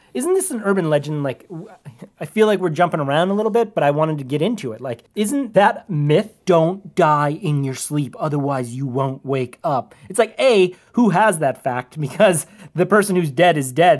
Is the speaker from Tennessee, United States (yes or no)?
no; Minnesota, United States; I was from Minnesota